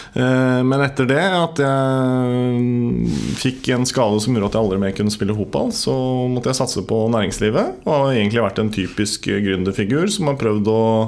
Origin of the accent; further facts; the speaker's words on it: Nykirke, Vestfold, Norway; now in Horten, Norway; Jeg kommer egentlig fra Nykirke.